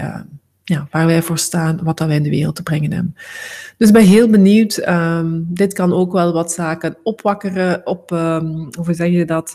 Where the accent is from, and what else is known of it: Flanders, Belgium